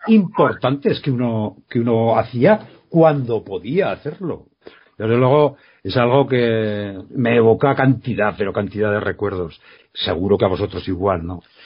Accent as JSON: {"language": "Spanish", "town": "Quinto", "region": "Aragon", "country": "Spain", "tie": "born or raised there", "said": "Yo en mi pueblo, eh, ya sabéis que soy de Quinto"}